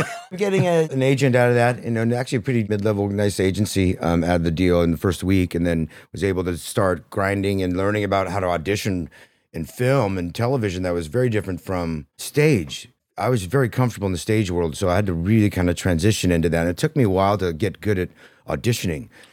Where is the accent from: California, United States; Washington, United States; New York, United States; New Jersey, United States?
California, United States; Modesto; I grew up in Modesto, California